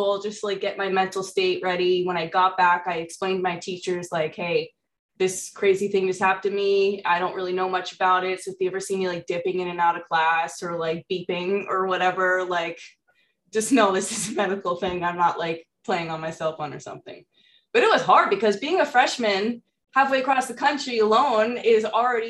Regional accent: New England, United States; moved away as an adult; also born or lived in Florida; I was in college, and this was in Florida, and I'm from New England

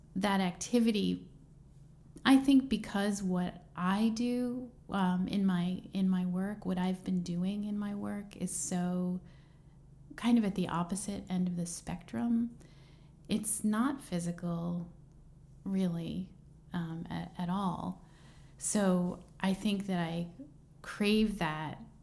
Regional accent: Plymouth Meeting, Pennsylvania, United States; now in Brooklyn, United States; I'm from um, suburban Philadelphia

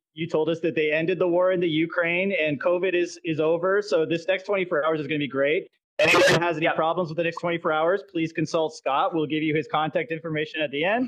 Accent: Canada; moved away; I'm originally from Canada

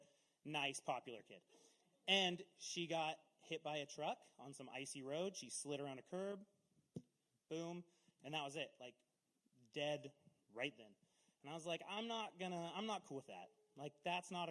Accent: Castle Rock, United States; I grew up in Castle Rock, so we were like 6 miles out of town

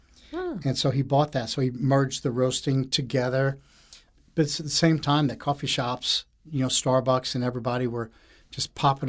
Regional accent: Morgan City, Louisiana, United States; also born or lived in Houma, Louisiana; now in New Orleans, United States; I'm from Morgan City. Moved to Houma finished high school there and went on to Nichols so I could go to Harvard on the bayou. and I moved to New Orleans in 86.

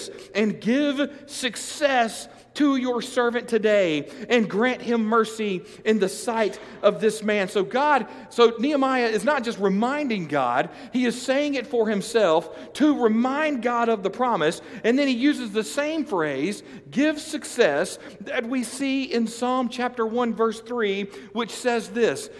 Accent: United States; as American evangelicals, as Christians in the United States

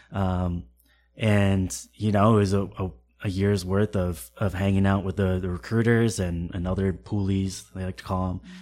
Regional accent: Connecticut, United States; moved away as an adult; also born or lived in Camp Lejeune, North Carolina; now in Boston, United States; I was born in Connecticut

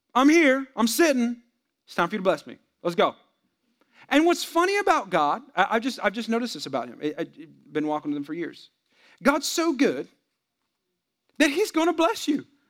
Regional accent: San Jose, California, United States; I'm from the Bay Area, San Jose

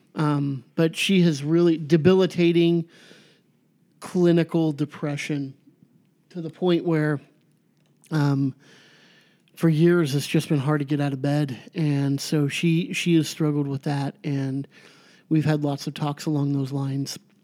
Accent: Garden Grove, California, United States; where I grew up in Garden Grove

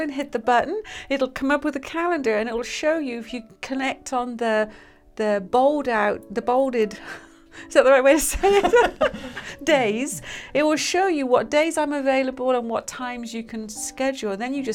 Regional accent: United Kingdom; we're British

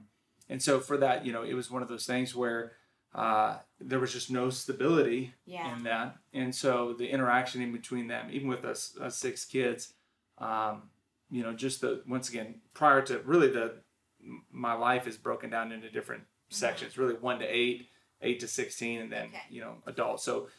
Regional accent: Washington, United States; also born or lived in Texas / Oklahoma / New Mexico / California; I was born in Texas. We moved to Oklahoma, New Mexico, California, on up to Washington State, where I spent a lot of my childhood, early childhood.

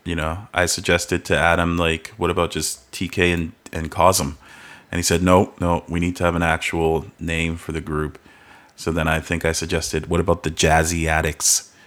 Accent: Calgary, Alberta, Canada; also born or lived in Halifax; moved here even before I turned a year old

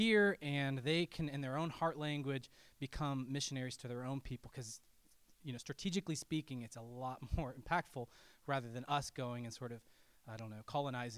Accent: Colorado, United States; I grew up in Colorado in the mountains.

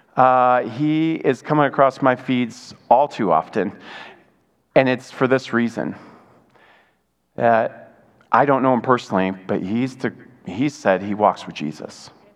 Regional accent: Michigan, United States; moved away; I grew up in Michigan, uh, an hour away from uh, U of M the big house

